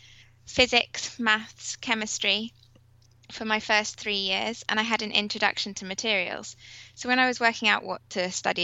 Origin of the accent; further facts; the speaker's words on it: Milan, Lombardy, Italy; moved away; I was born in Milan in Italy